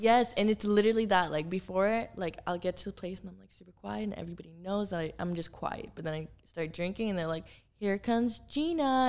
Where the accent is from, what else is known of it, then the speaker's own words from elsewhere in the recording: Miami, Florida, United States; moved away as an adult; also born or lived in Los Angeles; now in Miami, United States; I grew up in Miami. Like, I'm from Miami. My family's there.